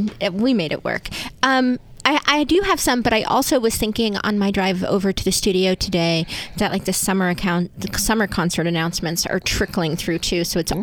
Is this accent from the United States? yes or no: yes; Ohio, United States; moved away; my Ohio hometown